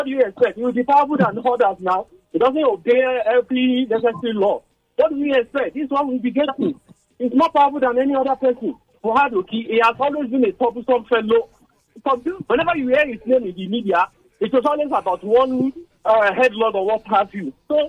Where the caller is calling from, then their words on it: Abuja, Federal Capital Territory, Nigeria; I'm calling from Abuja.